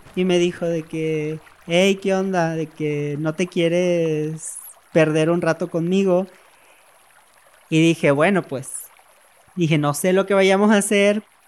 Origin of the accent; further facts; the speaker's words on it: Tenosique, Tabasco, Mexico; moved away as an adult; also born or lived in Villahermosa, Tabasco; now in Mexico City, Mexico; soy de Tenosique, Tabasco, tengo 29 años.